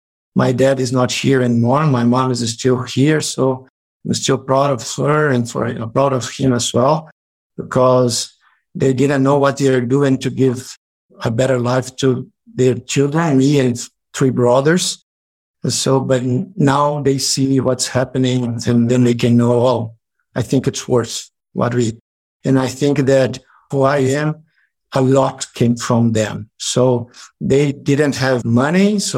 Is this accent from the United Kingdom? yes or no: no; Brazil; English is a second language; I'm a man and I am from Brazil, from Latin America, so I'm Latino.